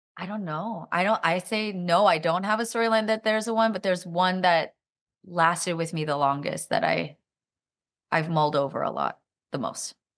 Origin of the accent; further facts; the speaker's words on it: Silicon Valley, California, United States; I'm also from Silicon Valley